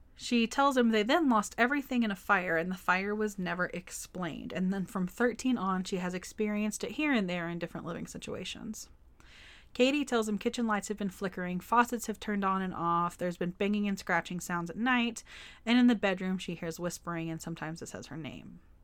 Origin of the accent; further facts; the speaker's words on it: Forney, Texas, United States; in my hometown of Forney, Texas, we had a Walmart and a movie theater